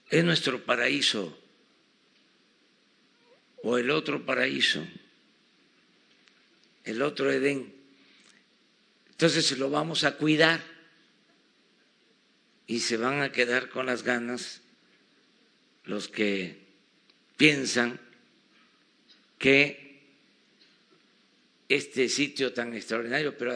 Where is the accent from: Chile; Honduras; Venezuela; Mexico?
Mexico; saben que somos mexicanos